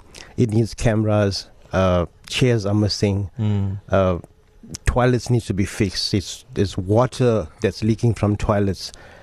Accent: Buffelsdale, KwaZulu-Natal, South Africa; that's where I come from. That's my hometown as well.

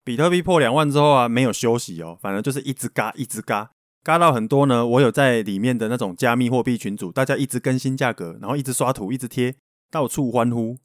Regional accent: Taiwan; accent: Taiwanese Mandarin; first language Taiwanese Hokkien; Chinese is a second language; 我还有带有一点点台湾国语这样。我小时候是跟阿公阿嬷住的啦，然后从小就讲台语

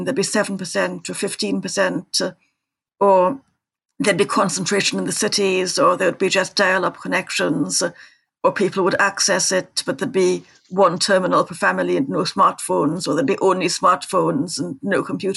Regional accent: Trinidad & Tobago; I grew up in Trinidad

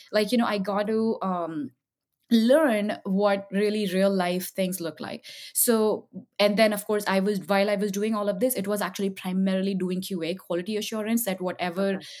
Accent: Jamshedpur, Jharkhand, India; now in United States; I grew up in a small town in India, um, and uh, it's called that, and it's called it's famous for the Tatas

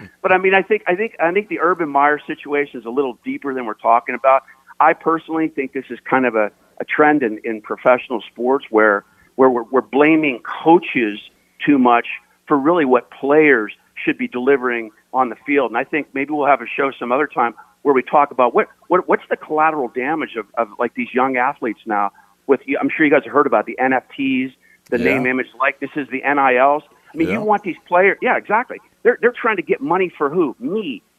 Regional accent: Latrobe, Pennsylvania, United States; I grew up in Latrobe, right? Where they train every summer, right?

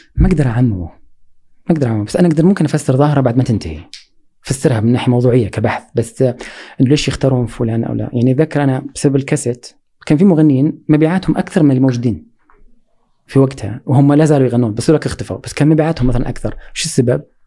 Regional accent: Saudi Arabia; عندنا في السعوديه

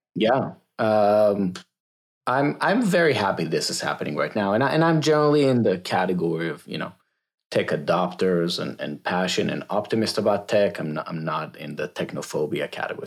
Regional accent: Israel; moved away as an adult; now in United States; I am originally from Israel, so I moved to the States twelve years ago. So born and raised in Israel

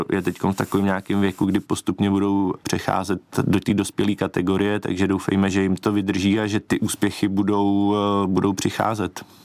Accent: České Budějovice, South Bohemian Region, Czechia; jsem eh, z, z Českých Budějovic

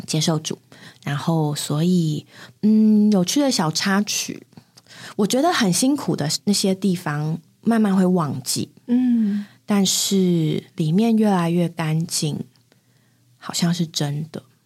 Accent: Taipei, Taiwan; 那地方应该住了蛮久了吧？ 嗯，可能有十年的台北的家

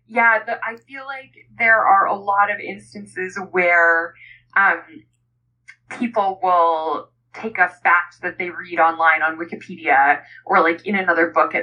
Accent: Canada; I'm Canadian

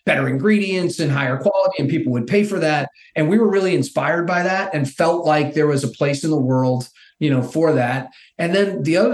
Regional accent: Massachusetts, United States; moved away as an adult; also born or lived in Vermont / Arizona; I grew up in Massachusetts

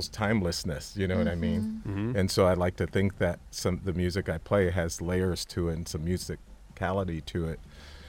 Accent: Santa Monica, California, United States; I grew up a skater in Santa Monica

